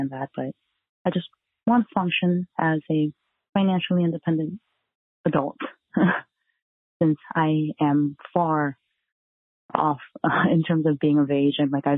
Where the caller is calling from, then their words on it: South Korea; I'm calling from South Korea.